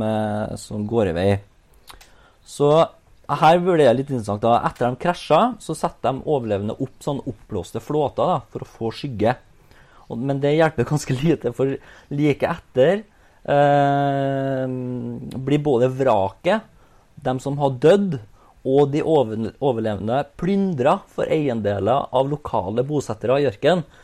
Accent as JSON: {"language": "Norwegian", "region": "Trøndelag", "country": "Norway", "tie": "born or raised there", "said": "jeg som trønder"}